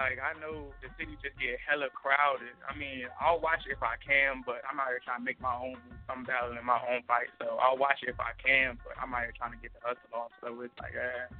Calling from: Las Vegas, Nevada, United States; I'm calling from Las Vegas, Nevada, Northtown rapper.

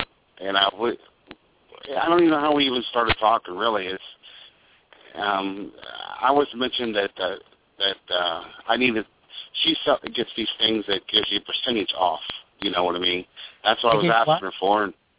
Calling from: Toronto, Ohio, United States; Toronto, Ohio.

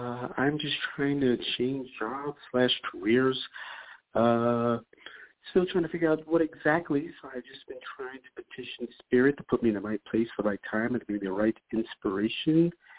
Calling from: New York, United States; calling from New York.

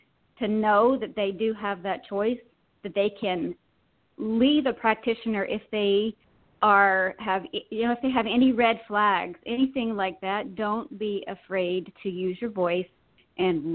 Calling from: Virginia, United States; I'm calling from Virginia

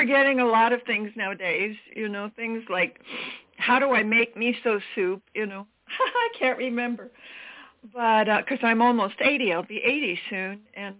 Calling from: Maui, Hawaii, United States; I'm calling from Maui, Hawaii. And so it's early in the morning here

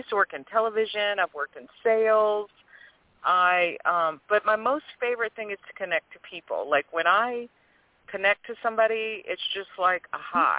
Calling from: New Orleans, Louisiana, United States; from um, a suburb of New Orleans.

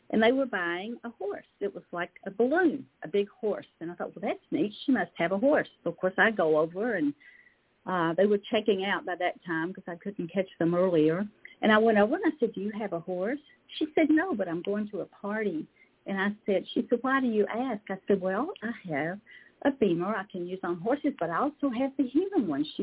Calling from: Lexington, Kentucky, United States; in Lexington, Kentucky.

